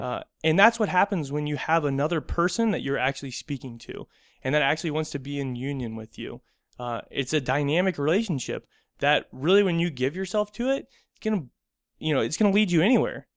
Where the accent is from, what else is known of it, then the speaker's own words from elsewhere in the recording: United States; being American